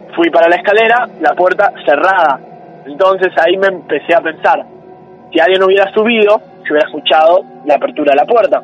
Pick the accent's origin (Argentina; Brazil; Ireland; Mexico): Argentina; Buenos Aires; Yo soy de Núñez